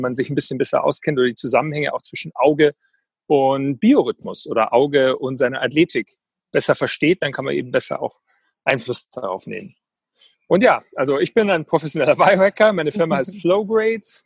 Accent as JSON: {"language": "German", "town": "Weilheim", "region": "Bavaria", "country": "Germany", "tie": "born or raised there", "said": "ich bin groß geworden hier in der Nähe von in Oberbayern, in Weilheim"}